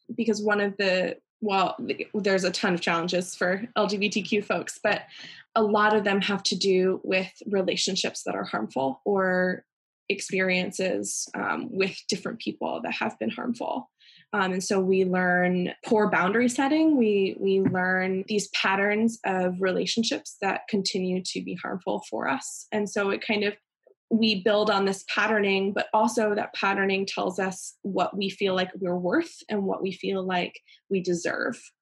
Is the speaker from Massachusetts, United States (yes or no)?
no; Pennsylvania, United States; moved away; also born or lived in North Carolina; I grew up in Pennsylvania, and I've lived in a lot of places